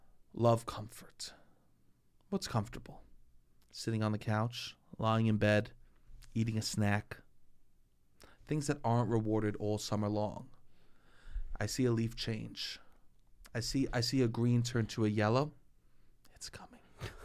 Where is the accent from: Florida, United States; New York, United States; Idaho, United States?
New York, United States; Staten Island; Sometimes you can't tell I'm from Staten Island, but you could tell I'm from Staten Island if someone's wearing a pair of mittens.